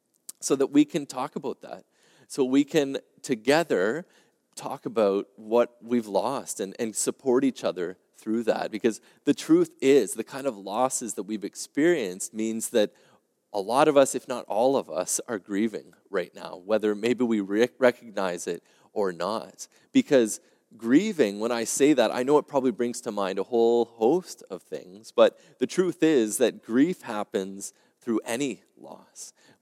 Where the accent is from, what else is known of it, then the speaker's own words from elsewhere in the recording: Quebec, Canada; now in Ontario, Canada; as you probably know, I came here from Quebec. And for us in Quebec, the first lockdown was actually March 13th, 2020.